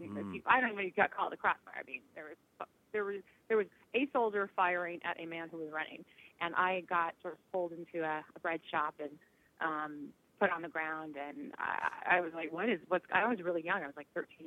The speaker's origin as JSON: {"language": "English", "region": "Southern California", "country": "United States", "tie": "born or raised there", "said": "I grew up in Southern California"}